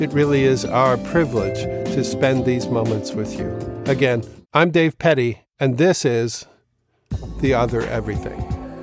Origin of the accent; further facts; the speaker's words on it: East Coast, United States; also born or lived in Manhattan, New York; grew up on the East Coast